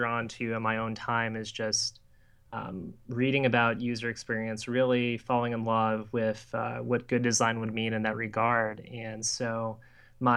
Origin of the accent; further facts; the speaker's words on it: Louisiana, United States; I grew up in St. Louis and then moved to Louisiana for middle school and high school.